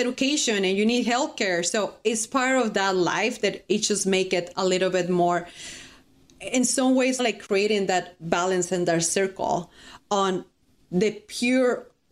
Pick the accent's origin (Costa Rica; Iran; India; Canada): Costa Rica; English is a second language; moved away as an adult; I'm from Costa Rica